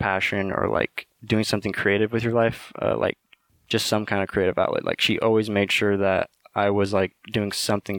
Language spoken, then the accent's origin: English; Napa, California, United States; I grew up in Napa my whole life.